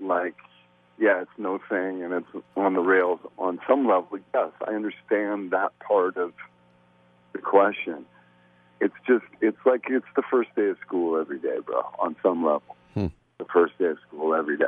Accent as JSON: {"language": "English", "country": "Canada", "tie": "born or raised there", "said": "growing up in Canada"}